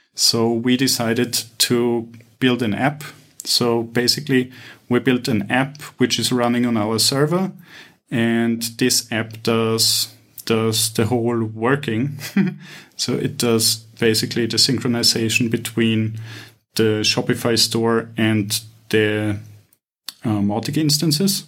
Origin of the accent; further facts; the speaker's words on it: Vienna, Austria; now in Cyprus; I'm initially from Vienna